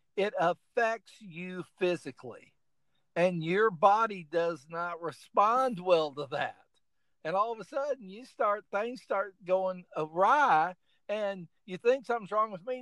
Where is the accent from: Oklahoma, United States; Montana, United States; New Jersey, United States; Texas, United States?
Oklahoma, United States; also born or lived in Illinois; now in South Carolina, United States; I went to school in Illinois, and I grew up in Oklahoma